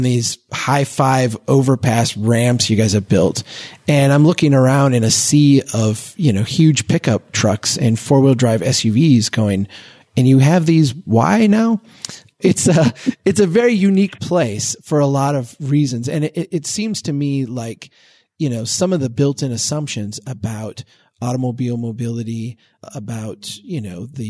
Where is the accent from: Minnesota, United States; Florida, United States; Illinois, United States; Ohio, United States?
Minnesota, United States; As a Minnesotan